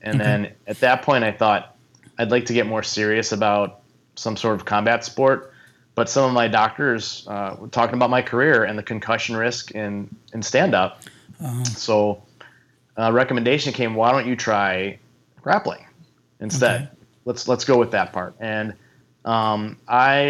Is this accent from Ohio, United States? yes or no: yes; Cleveland, Ohio, United States; moved away as an adult; now in Minnesota, United States; I grew up in Cleveland, Ohio, and spent my whole life there until I was 18 years old